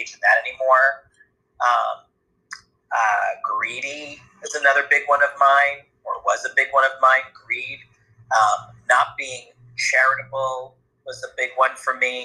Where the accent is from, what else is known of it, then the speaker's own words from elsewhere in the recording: New Hampshire, United States; I grew up in New Hampshire